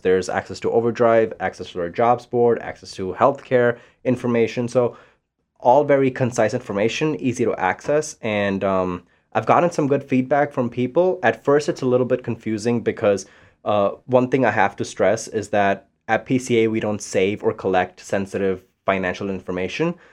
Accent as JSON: {"language": "English", "country": "Panama", "also_born_or_lived": "India / Florida", "second_language": "English", "moved": "yes", "lives_now": "Saint Louis, United States", "said": "I'm from Panama. I've lived in India. I've lived in Florida."}